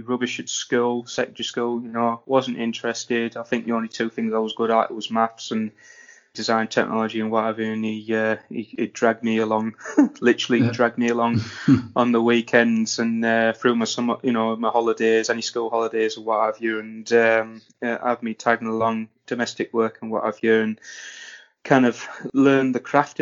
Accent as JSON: {"language": "English", "town": "Redcar", "region": "North East England", "country": "United Kingdom", "said": "I'm from Redcar, Teesside. That's basically where I'm from"}